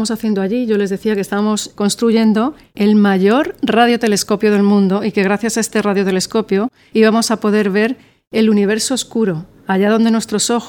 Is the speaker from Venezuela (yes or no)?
no; Spain; moved away as an adult; now in Chile; soy astrónoma española y vine a Chile en el 2006